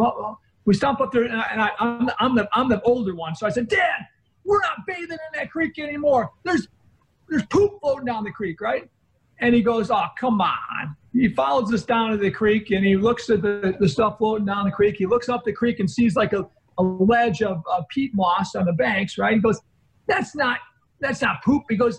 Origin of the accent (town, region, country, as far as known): northern Illinois, United States; born or raised there